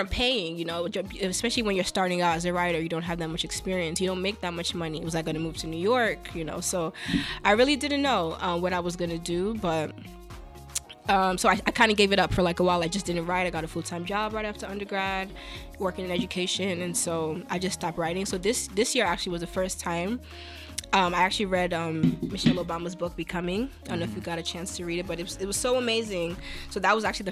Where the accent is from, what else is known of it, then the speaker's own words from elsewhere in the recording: Nigeria; now in United States; I'm Nigerian